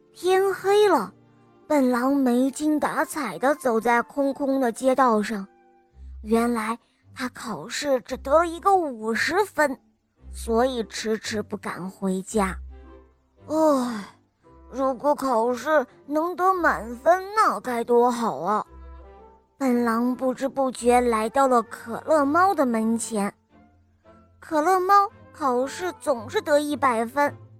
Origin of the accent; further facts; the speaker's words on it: Zunyi, Guizhou, China; 我五岁了，我来自增业